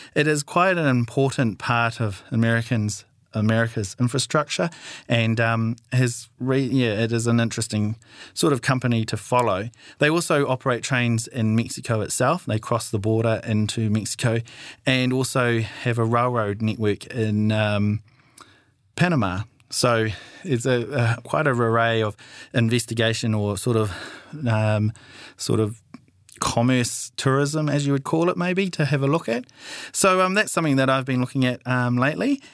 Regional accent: New Zealand

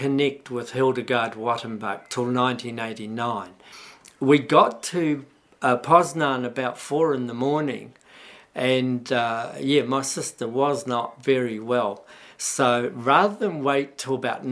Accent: Waitara, Taranaki, New Zealand; I was born in Waitara in 1941, so I'm 76.

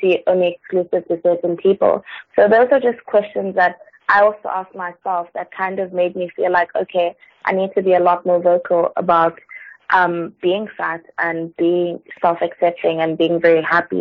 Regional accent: South Africa; I'm from South Africa

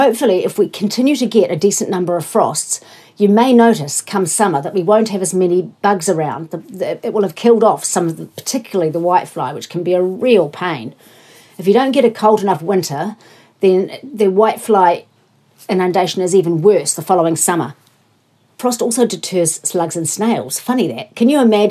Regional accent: Invercargill, Southland, New Zealand; moved away; I grew up in Invercargill

